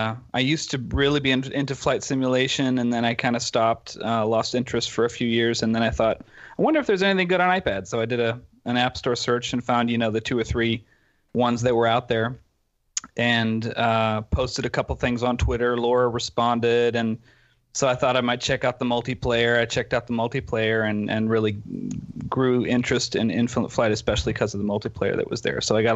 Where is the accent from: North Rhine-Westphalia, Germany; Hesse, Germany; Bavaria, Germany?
North Rhine-Westphalia, Germany; Dortmund; English is a second language; now in Berlin, Germany; And then we grew up in Dortmund, Germany, which is kind of west, central west Germany. And then when I graduated from high school, I moved to Berlin and studied computer science there.